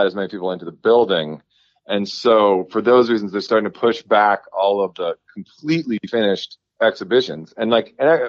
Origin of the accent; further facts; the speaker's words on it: Washington, District of Columbia, United States; moved away as an adult; now in Virginia, United States; There's a shop where I grew up in Northwest D.C. and on Macomb Street, which is like right up from my house.